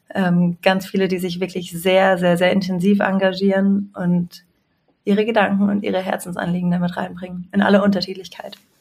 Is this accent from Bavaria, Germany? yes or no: no; Swabia, Baden-Württemberg, Germany; moved away as an adult; also born or lived in Munich; now in Marburg, Germany; bin eigentlich ein äh, Kind des Südens und im Schwabenland aufgewachsen